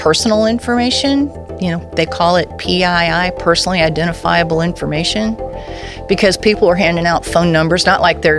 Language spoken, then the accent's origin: English; Titusville, Florida, United States; moved away; I grew up in Titusville during the Apollo program.